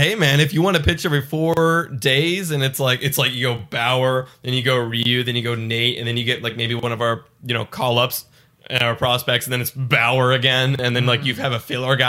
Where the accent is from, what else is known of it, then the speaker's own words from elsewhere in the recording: Canada; so, like, no need to worry that we're Canadian, you know, or that we live in a cold country.